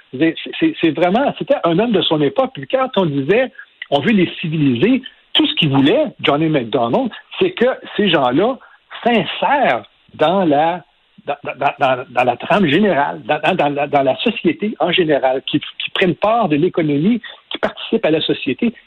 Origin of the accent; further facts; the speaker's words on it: Quebec, Canada; en tant que Québécois, que Canadien français